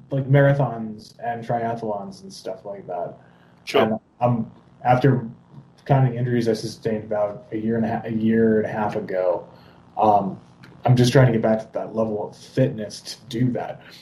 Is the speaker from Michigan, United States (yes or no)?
no; Philadelphia, Pennsylvania, United States; I'm from Philly, so I mean Rocky.